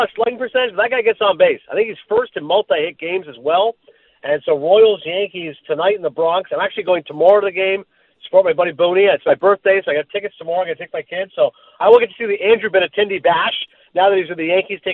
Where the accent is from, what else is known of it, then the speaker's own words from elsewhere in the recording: Canada; I'm Canadian